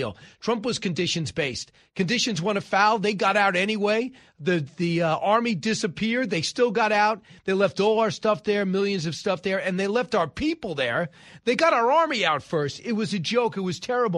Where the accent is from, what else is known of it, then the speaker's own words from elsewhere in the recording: Long Island, New York, United States; also born or lived in Massapequa; I'm from Long Island and still live on Long Island.